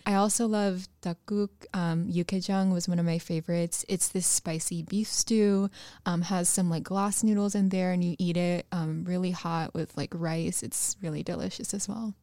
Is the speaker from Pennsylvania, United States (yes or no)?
no; North Texas, United States; I grew up in North Texas